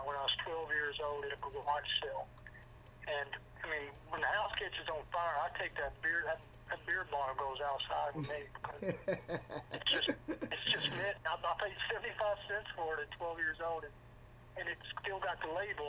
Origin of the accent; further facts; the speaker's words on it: Nashville, Tennessee, United States; also born or lived in New York; I was born in Nashville